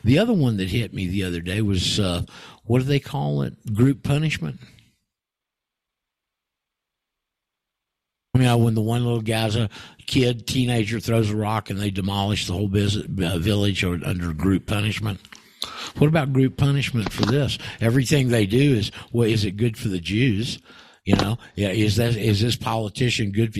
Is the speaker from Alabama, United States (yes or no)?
no; Anchorage, Alaska, United States; moved away; I grew up in Alaska. I spent 4 years in Anchorage when I was in my teens and high school years there